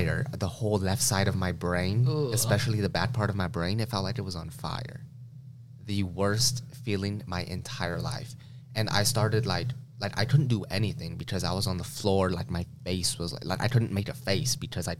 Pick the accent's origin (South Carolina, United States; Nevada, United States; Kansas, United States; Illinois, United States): Nevada, United States; Las Vegas; I was born in Las Vegas, Nevada